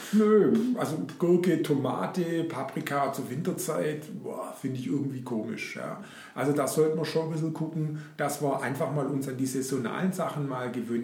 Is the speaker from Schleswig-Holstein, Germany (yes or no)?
no; Black Forest, Baden-Württemberg, Germany; bei uns im Schwarzwald